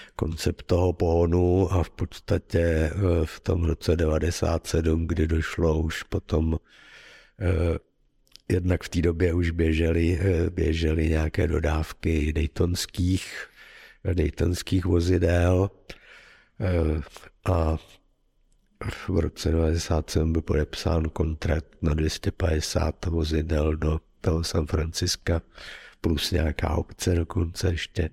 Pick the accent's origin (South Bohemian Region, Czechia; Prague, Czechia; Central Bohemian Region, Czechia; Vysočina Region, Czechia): Prague, Czechia; moved away as an adult; also born or lived in Ostrov; jsem původně z Prahy